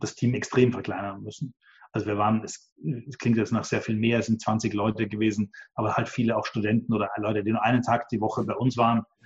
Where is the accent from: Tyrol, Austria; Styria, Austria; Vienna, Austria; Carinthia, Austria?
Vienna, Austria; Ich bin da eher äh, als Österreicher und Wiener